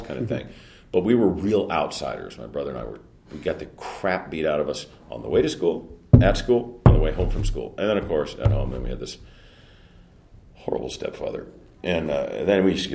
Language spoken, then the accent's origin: English; Pacoima, California, United States; Northeastern San Fernando Valley, in a little city called Pacoima